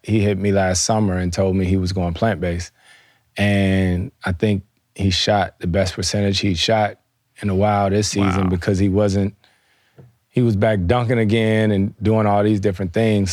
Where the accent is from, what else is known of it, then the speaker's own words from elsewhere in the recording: the South, United States; moved away; I grew up in the South